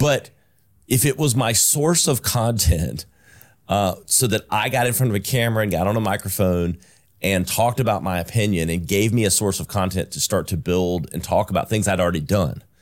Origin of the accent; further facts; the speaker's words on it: Greenville, South Carolina, United States; I was born and raised in South Carolina. I'm a South, native South Carolinian, uh, native Greenvillian